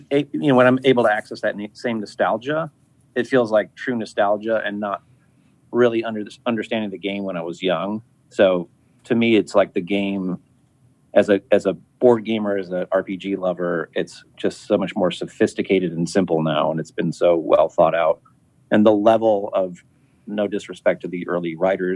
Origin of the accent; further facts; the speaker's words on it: Midwest, United States; I grew up in the Midwest